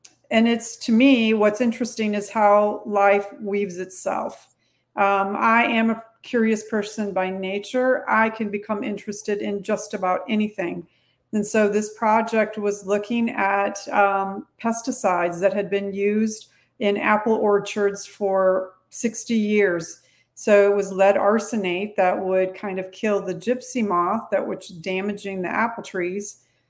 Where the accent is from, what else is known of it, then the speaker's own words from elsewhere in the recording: south of Houston, Texas, United States; I'm actually a Texan. I was born south of Houston